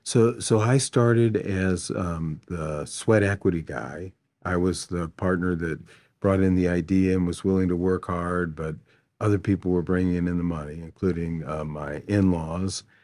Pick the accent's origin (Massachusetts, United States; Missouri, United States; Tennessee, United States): Missouri, United States; St. Louis; I grew up here in Saint Louis, relatively poor.